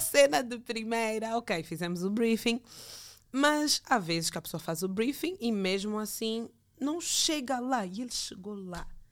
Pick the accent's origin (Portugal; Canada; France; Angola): Angola; moved away as an adult; also born or lived in Brazil; voltaria para o meu país para dar o meu contributo como angolana